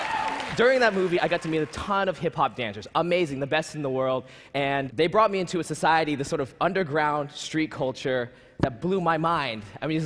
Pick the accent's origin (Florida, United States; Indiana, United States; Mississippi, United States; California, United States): California, United States; Silicon Valley; Being a shy little skinny Asian kid growing up in the Silicon Valley